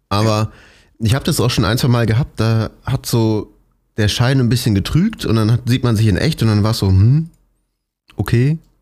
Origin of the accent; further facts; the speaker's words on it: Cologne, North Rhine-Westphalia, Germany; moved away; in meiner Heimat in Köln